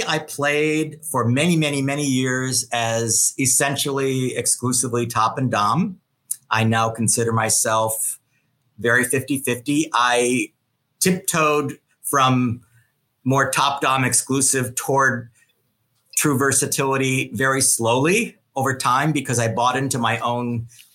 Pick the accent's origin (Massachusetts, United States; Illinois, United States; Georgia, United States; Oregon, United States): Illinois, United States; Chicago; also born or lived in New York / Los Angeles; now in San Francisco, United States; I'm from Chicago